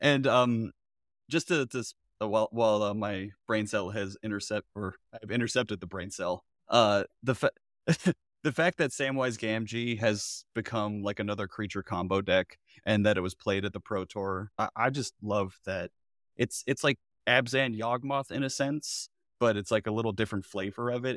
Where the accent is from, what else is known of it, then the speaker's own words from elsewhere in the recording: Florida, United States; I'm from Florida, I went to art school